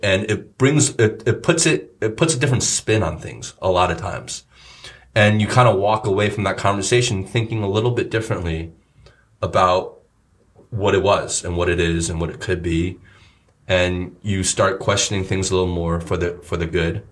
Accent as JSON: {"language": "English", "country": "United States", "tie": "born or raised there", "moved": "yes", "said": "in the states where we grew up"}